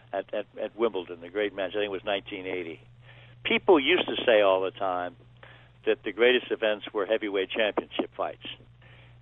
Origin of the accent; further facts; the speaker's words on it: Baltimore, Maryland, United States; I grew up in Baltimore